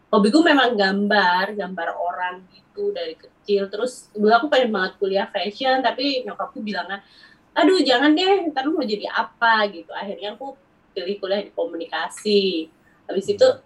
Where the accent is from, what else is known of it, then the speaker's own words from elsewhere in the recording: Wonosobo, Central Java, Indonesia; now in Bekasi, Indonesia; Enggak sih, aku besar di Jawa. Jadi aku tinggal di Bekasi, di Jakarta itu karena aku kerja